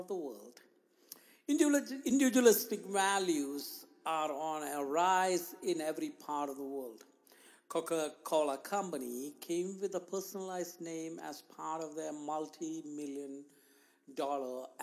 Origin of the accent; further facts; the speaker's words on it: India; moved away; Growing up in India, I lived and shared the only room that I had for many years with two of my siblings and my parents